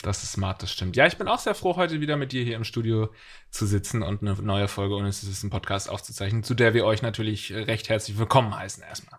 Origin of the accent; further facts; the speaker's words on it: Eppingen, Baden-Württemberg, Germany; now in Hamburg, Germany; ich komme ja aus der Nähe von Sinsheim, meine Heimatstadt heißt Eppingen.